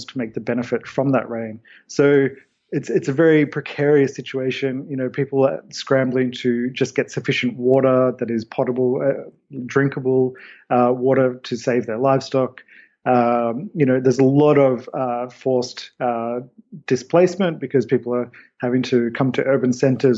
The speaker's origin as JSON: {"language": "English", "country": "Australia", "said": "I come from Australia"}